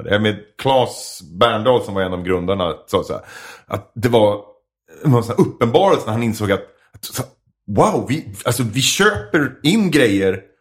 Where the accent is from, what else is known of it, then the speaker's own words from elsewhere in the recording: Edsbyn, Gävleborg County, Sweden; Jag är från Edsbyn i Hälsingland.